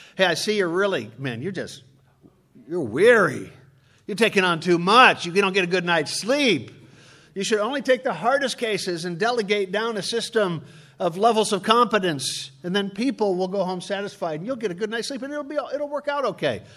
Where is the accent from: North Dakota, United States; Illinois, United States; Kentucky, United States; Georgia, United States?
Illinois, United States; Chicago; I'm from Chicago.